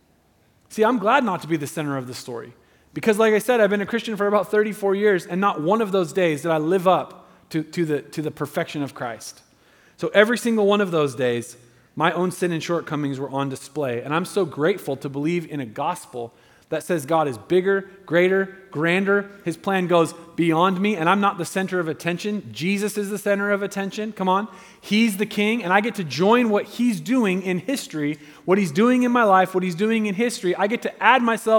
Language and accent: English; United States; I love being an American